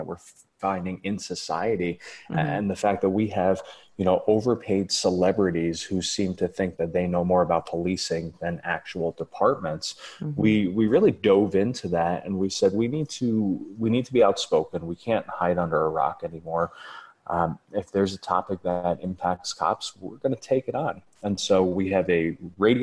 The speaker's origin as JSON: {"language": "English", "country": "United States", "said": "I'm an American"}